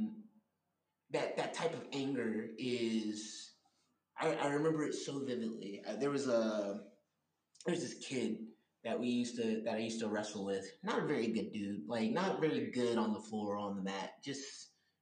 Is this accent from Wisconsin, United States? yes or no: no; Miami Gardens, Florida, United States; as a young black man growing up in Miami Gardens, Florida.